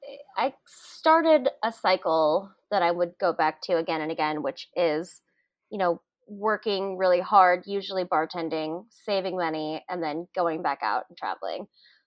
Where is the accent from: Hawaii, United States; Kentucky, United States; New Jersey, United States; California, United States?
Hawaii, United States; Oahu; moved away as an adult; also born or lived in Tucson, Arizona / New Zealand; I grew up in Hawaii on the east coast of Oahu, and I always was curious about the world outside of my small island